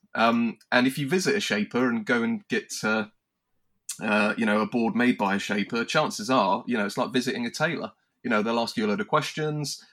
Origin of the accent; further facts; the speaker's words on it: United Kingdom; us maybe as British in the sense of our sense of humour